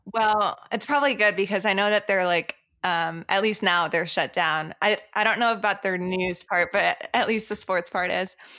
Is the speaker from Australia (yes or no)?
no; France; moved away; also born or lived in Boston / Colorado Springs; I have dual, dual citizenship, so I'm originally from France.